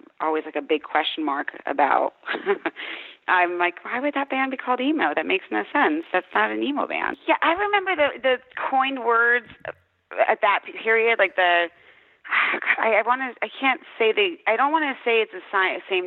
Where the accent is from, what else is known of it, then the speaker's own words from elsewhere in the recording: Wilkes-Barre, Pennsylvania, United States; I grew up in Wilkes-Barre, Pennsylvania.